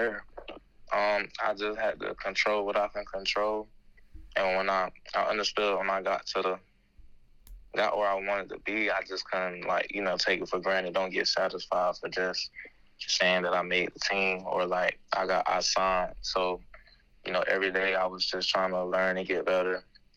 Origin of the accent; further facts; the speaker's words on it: Florida, United States; I grew up a Florida State fan and I'm from Florida.